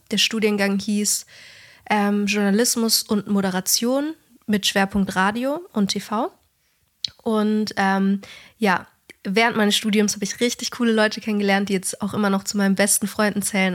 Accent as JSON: {"language": "German", "region": "Bavaria", "country": "Germany", "said": "da, wo ich herkomme und, und du eigentlich auch so, Bayern hat eigentlich fast jede Familie oder auch in meiner Klasse war, fast jeder hatte ein Haus"}